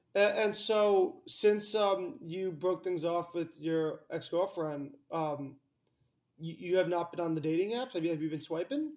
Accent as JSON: {"language": "English", "town": "Greenwich", "region": "Connecticut", "country": "United States", "said": "I'm from Greenwich, Connecticut"}